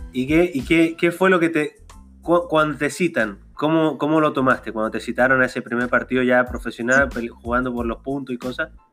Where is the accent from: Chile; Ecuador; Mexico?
Chile; yo soy chileno